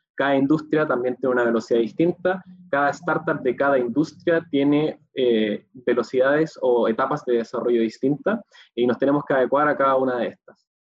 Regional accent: Chile

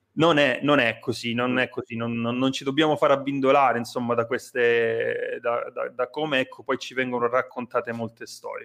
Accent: Nicotera, Calabria, Italy; moved away as an adult; also born or lived in Rome; io sono calabrese, eh, nato e cresciuto sulla costa degli Dei, un paesino che si chiama Nicotere

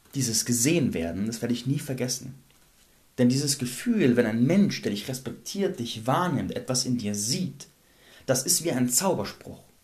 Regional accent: Landsberg am Lech, Bavaria, Germany; meiner Heimatstadt Landsberg

